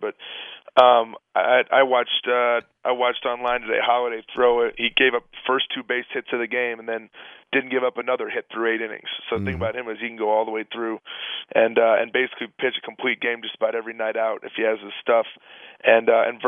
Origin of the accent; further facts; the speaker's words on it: St. Louis, Missouri, United States; I'm from St. Louis.